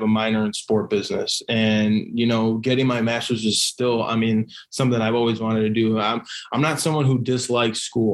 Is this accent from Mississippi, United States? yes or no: no; Chicago, Illinois, United States; I'm from Chicago. I love my city. I love, you know, growing up here